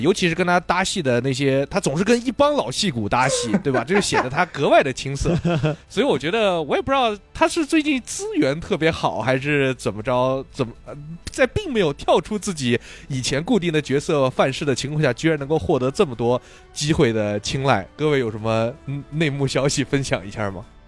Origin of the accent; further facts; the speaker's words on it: Bayanbulak, Xinjiang, China; moved away; 我还是个新疆人，我小时候就在巴音布鲁克哦，这个地儿是，长大的